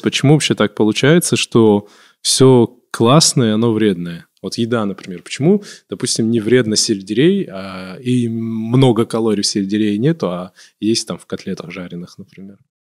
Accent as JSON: {"language": "Russian", "region": "Kabardino-Balkaria", "country": "Russia", "moved": "yes", "lives_now": "Moscow, Russia", "said": "я все-таки себя идентифицирую как кабардинец"}